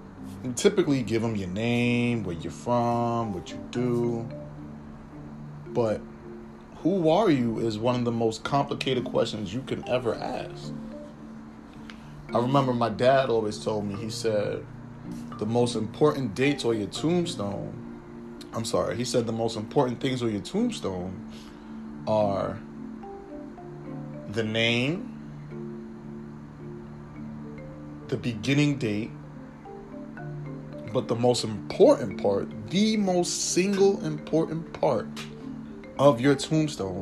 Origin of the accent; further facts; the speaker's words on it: New York City, New York, United States; I'm from the Bronx, but being technical, I was born in the Bronx